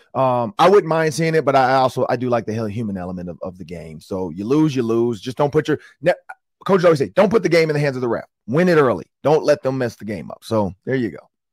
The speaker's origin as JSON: {"language": "English", "town": "Detroit", "region": "Michigan", "country": "United States", "said": "I'm from Detroit"}